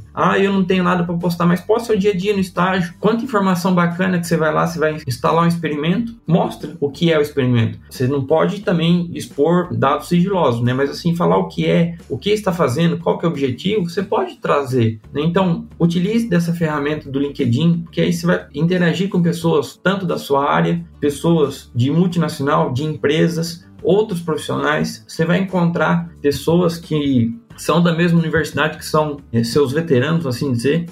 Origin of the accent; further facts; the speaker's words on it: Porto Feliz, São Paulo, Brazil; accent: caipirês; moved away as an adult; also born or lived in Botucatu, Brazil; now in Rio Verde, Brazil; vim lá de, de Porto Feliz, que é interior de São Paulo. Minha família é toda da roça, veio do campo, né? Então, sempre convivi. Eu fui criado pelos meus avós